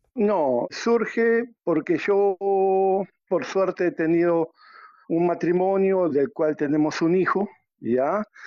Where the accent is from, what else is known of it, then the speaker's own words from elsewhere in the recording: Uruguay; moved away as an adult; now in Peru; yo soy de Uruguay y radico en el Perú hace más de catorce años